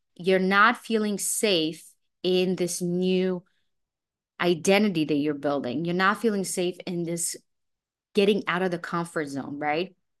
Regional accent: Israel; also born or lived in Belarus; now in New York City, United States; I was born in Belarus, I was raised in Israel.

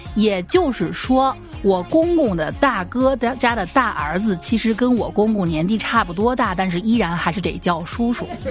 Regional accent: northern China, China; 因为我从小是在北方这个文化下训抄长大的

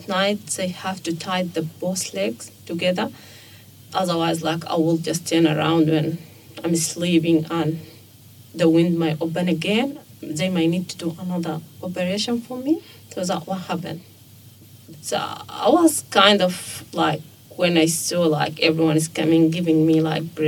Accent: Sudan; moved away as an adult; now in Australia; I'm from Sudan and I've been here for 4.5

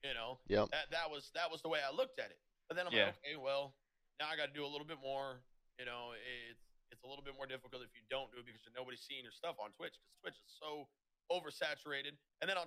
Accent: Des Moines, Iowa, United States; I'm from Des Moines, Iowa

